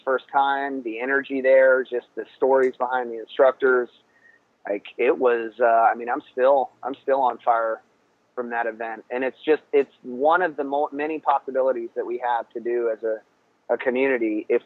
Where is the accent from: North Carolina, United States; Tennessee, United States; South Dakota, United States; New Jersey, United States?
North Carolina, United States; near Southern Pines; near my hometown